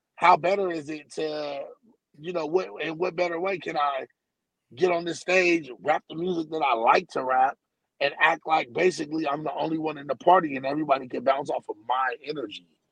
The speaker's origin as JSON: {"language": "English", "town": "San Diego", "region": "California", "country": "United States", "tie": "born or raised there", "said": "I'm from San Diego, California"}